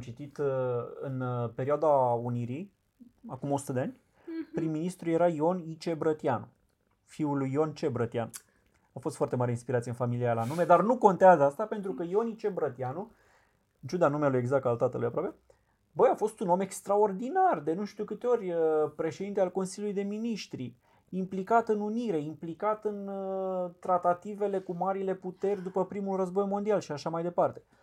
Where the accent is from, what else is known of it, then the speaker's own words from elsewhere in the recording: Romania; sunt român